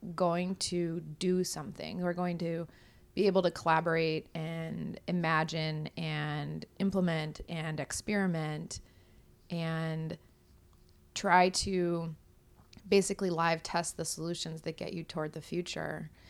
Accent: Kodiak, Alaska, United States; I'm from Kodiak

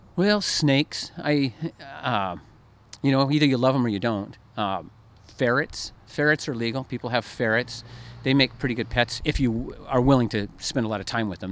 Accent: Oregon, United States; I grew up in Oregon

